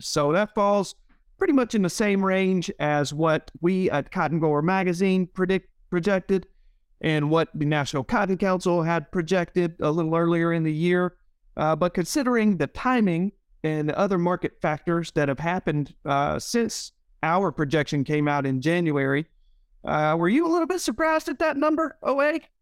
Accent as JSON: {"language": "English", "town": "Leland", "region": "Mississippi", "country": "United States", "tie": "born or raised there", "said": "my hometown of Leland"}